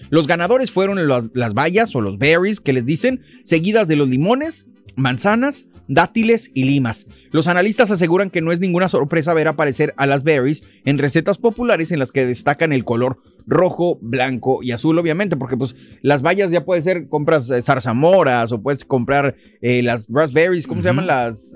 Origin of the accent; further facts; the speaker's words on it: Mexico; now in United States; cuando venimos de México